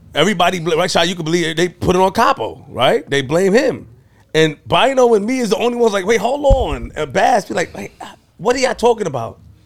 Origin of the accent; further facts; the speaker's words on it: New York City, New York, United States; I'm from Linden and Farmers